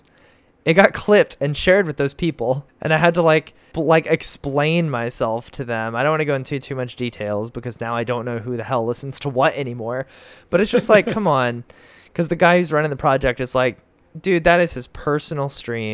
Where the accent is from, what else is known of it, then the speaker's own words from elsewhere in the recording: United States; I'm an American.